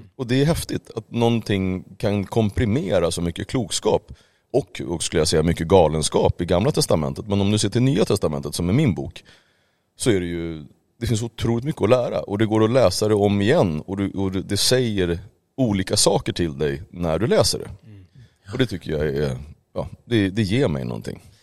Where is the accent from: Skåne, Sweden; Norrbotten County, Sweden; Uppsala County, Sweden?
Uppsala County, Sweden; Uppsala; jag är uppväxt i Uppsala